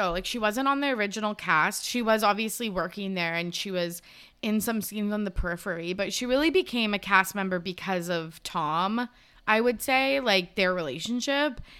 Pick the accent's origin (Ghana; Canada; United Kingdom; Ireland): Ireland; I'm Irish.